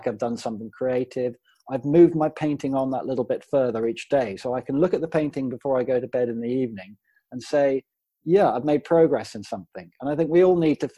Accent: Worcestershire, West Midlands, United Kingdom; also born or lived in Hackney, London; now in Worcestershire, United Kingdom; I moved up from Hackney, London, to Worcestershire, where I was born

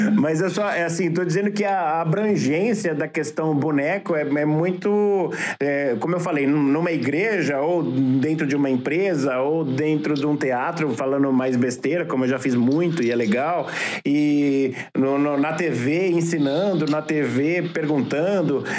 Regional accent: Brazil; I'm from Brazil

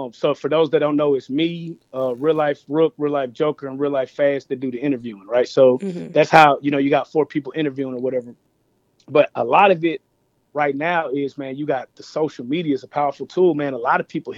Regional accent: Dallas, Texas, United States; we're from Dallas, North Dallas. I'm from the Metroplex

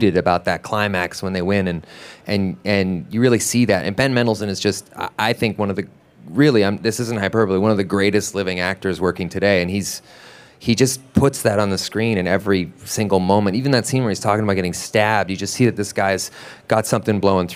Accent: Vancouver, British Columbia, Canada; I'm from Vancouver as well

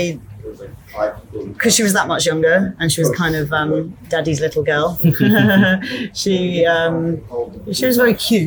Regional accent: Isle of Wight, South East England, United Kingdom; also born or lived in Surrey, United Kingdom / Myanmar; now in Bangkok, Thailand; I was born in Surrey in the UK, but we were only there until I was about 7, I think. And then we moved to the Isle of Wight.

